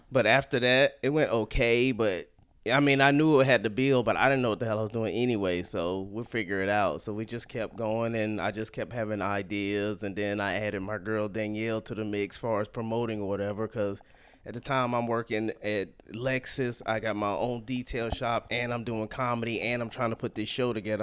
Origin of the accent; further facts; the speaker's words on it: Salisbury, North Carolina, United States; moved away as an adult; also born or lived in Atlanta; now in Sacramento, United States; I grew up in a small town called Salisbury, North Carolina